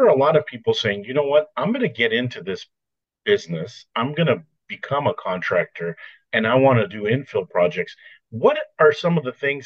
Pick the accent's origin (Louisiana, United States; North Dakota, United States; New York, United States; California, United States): California, United States; Glendale; moved away; I was born in Glendale.